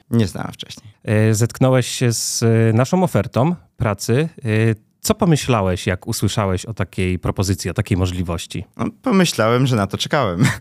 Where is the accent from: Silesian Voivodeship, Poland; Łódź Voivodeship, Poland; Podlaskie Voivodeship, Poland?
Silesian Voivodeship, Poland; Cieszyn; moved away as an adult; now in Warsaw, Poland; nie jestem z Warszawy, jestem z Cieszyna.